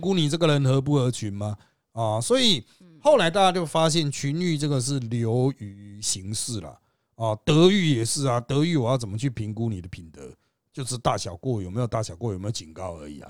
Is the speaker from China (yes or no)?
no; Taiwan; 我们台湾人